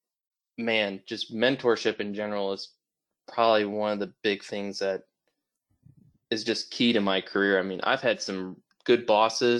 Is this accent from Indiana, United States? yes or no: yes; Michigan City, Indiana, United States; also born or lived in Murray, Kentucky; I grew up in Michigan City, Indiana, which is over by the lake